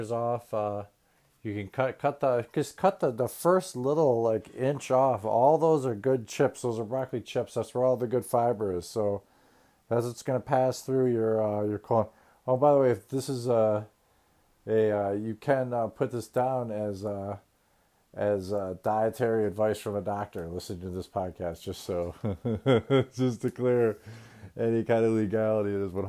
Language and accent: English; United States; my prerogative as American